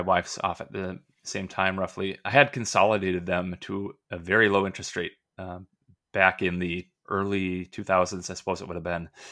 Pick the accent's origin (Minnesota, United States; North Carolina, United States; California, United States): Minnesota, United States; also born or lived in Gainesville, Florida; I'm a Minnesota guy